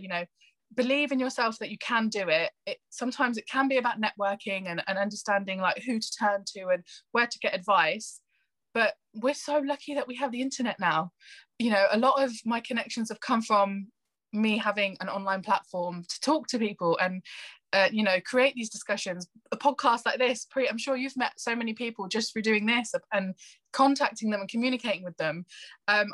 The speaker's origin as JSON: {"language": "English", "town": "Northampton", "region": "East Midlands", "country": "United Kingdom", "tie": "born or raised there", "said": "I grew up in Northampton, which is a very white town"}